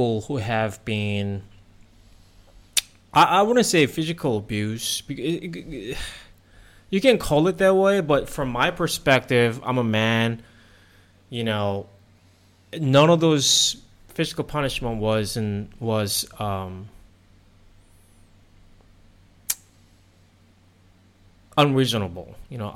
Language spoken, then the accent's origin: English; South Korea; moved away as an adult; also born or lived in United States; now in Thailand; I was born and raised in South Korea